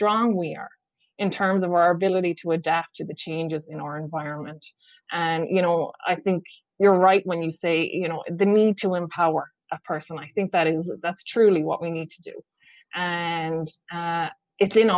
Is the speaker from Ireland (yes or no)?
yes; Ireland; also born or lived in Whitby, Ontario, Canada; now in Canada; us Irish people